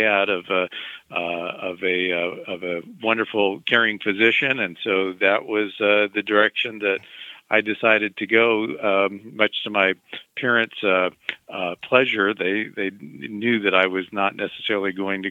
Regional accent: Mexico, Missouri, United States; I grew up in Mexico, Missouri

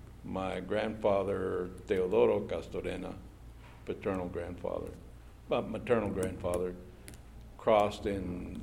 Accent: San Angelo, Texas, United States; I was born in San Angelo, Texas on February the 25th, 1948.

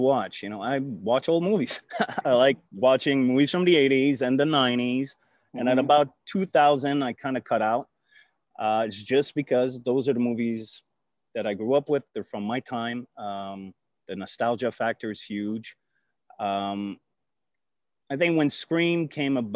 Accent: Canada; I'm a Canadian by birth. I come to the States all the time, back and forth.

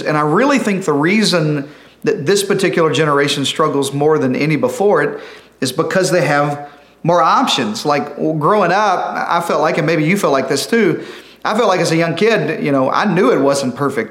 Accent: Arkansas, United States; I'm from Arkansas

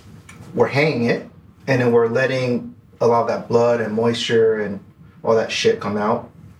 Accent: New York, United States; now in Los Angeles, United States; I grew up in New York

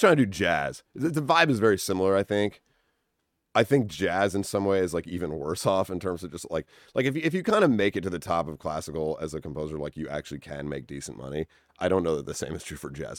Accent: Winchester, Massachusetts, United States; moved away as an adult; also born or lived in New Haven, Connecticut; now in Los Angeles, United States; I grew up in Winchester, Massachusetts

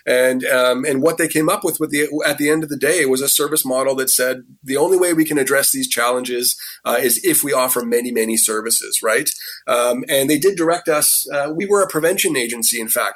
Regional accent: Vancouver, British Columbia, Canada; moved away as an adult; now in Toronto, Canada; I was born and raised in Vancouver

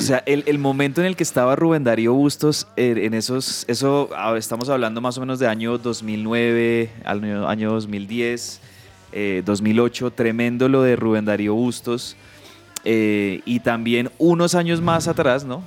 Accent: Colombia; nosotros ya como colombianos

